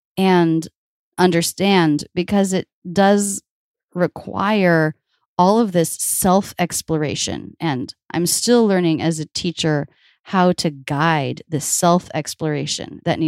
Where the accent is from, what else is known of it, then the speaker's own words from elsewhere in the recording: the South, United States; accent: Midwestern; also born or lived in Boston / New York; now in Philadelphia, United States; My parents were born and raised in the Midwest, and that's where all my family has come from for a few generations. So I believe that's what I speak with, even though I grew up in the South.